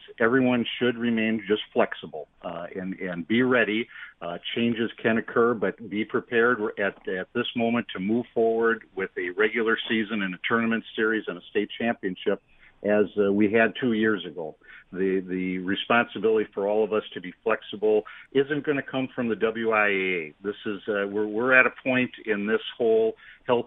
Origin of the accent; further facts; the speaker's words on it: Stevens Point, Wisconsin, United States; moved away as an adult; also born or lived in West Bend, Wisconsin; Stevens Point is my hometown, but I was able to kind of grow up here